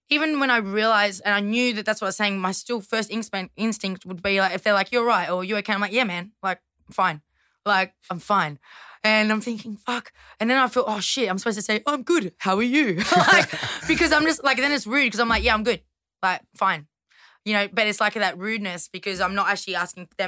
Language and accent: English; Toongabbie, New South Wales, Australia; Toongabbie. I went to Greystanes High School. So yeah.